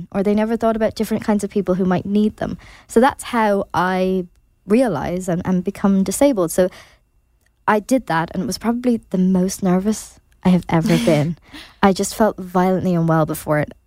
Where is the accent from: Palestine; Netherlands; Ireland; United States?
Ireland; as Irish people